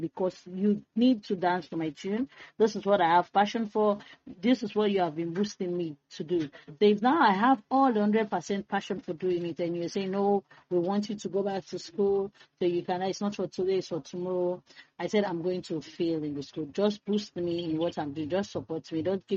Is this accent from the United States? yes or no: no; Freetown, Western Area, Sierra Leone; I was born and raised in Freetown